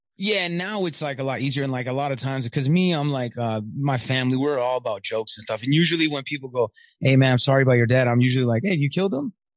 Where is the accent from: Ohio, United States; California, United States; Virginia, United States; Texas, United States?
California, United States; Riverside; also born or lived in Michigan / Corona / San Bernardino / Ontario; I'm born in Riverside, and then we went back to Riverside. So I've been in the Inland Empire most of my life